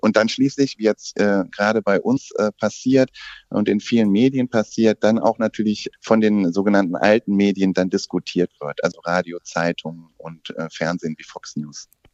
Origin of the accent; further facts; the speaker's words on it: Germany; also auch bei uns in Deutschland